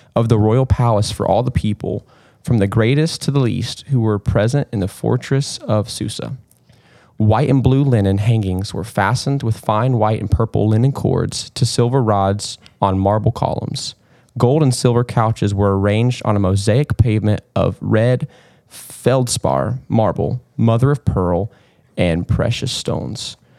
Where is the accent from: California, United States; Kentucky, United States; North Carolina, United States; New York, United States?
North Carolina, United States; Kannapolis; I'm from Kannapolis